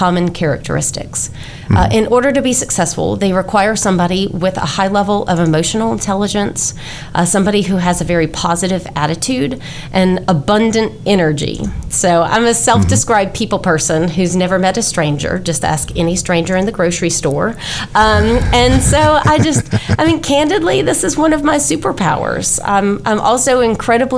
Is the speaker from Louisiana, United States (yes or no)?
yes; Louisiana, United States; moved away as an adult; also born or lived in Georgia / Texas; Hurricane Katrina devastated my home state of Louisiana. So following graduation, I moved home